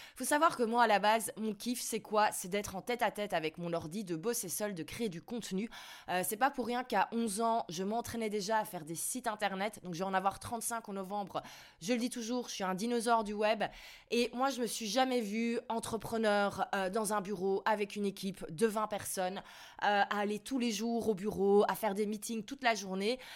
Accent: Belgium; j'ai toujours un, plus gros choc culturel en tant que Belge

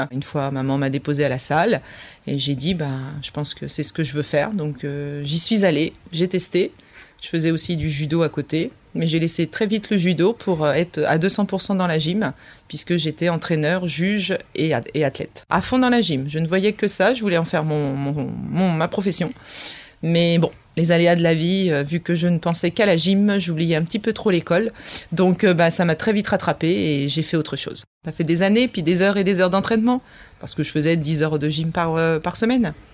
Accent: Paris, Île-de-France, France; now in Rouen, France; Je suis une Parisienne qui est euh, venue sur Rouen. pour, pour, pour un mariage et qui donc du coup a, a évolué après depuis maintenant plus de 17 ans sur Rouen.

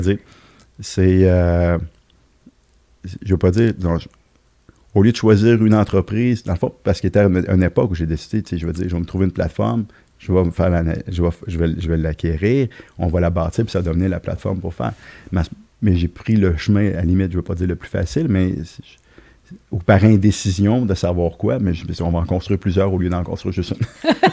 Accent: Lévis, Quebec, Canada; also born or lived in Trois-Rivières; Lévis, Saint-Jacques-Chrysostome, pour être plus précis

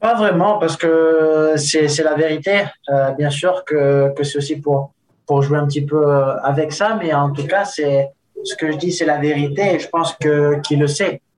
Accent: Nice, Provence-Alpes-Côte d'Azur, France; also born or lived in Spain; now in Andorra; Nice, c'est, c'est une très belle ville. C'est la, la ville où, où j'ai grandi quand, quand j'étais petit

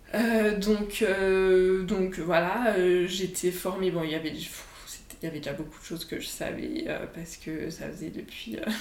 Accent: Annecy, Auvergne-Rhône-Alpes, France; also born or lived in Lyon; je suis rentrée chez moi à Annecy

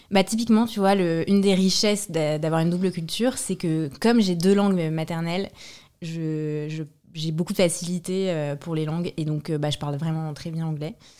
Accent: France; born or raised there; also born or lived in Brașov, Romania; now in Paris, France

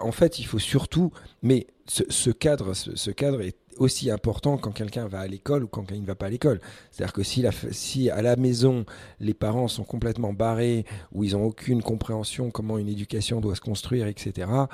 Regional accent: Paris, Île-de-France, France; also born or lived in Algeria; depuis l'âge de 5 ans, j'ai grandi à Paris

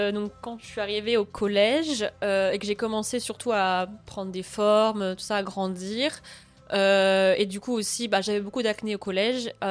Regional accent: France; oui, je suis française depuis le début, je suis là, laissez-moi.

